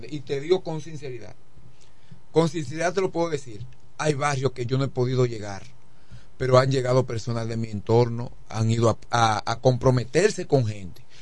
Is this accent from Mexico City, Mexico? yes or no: no; Villahermosa, Tabasco, Mexico; Soy de Villahermosa y soy de los Villahermosense que cuando llovía, íbamos a, a las.